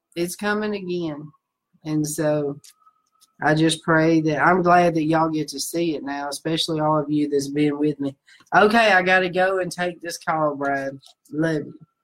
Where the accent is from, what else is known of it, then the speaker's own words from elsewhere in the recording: the South, United States; moved away as an adult; I'm from the South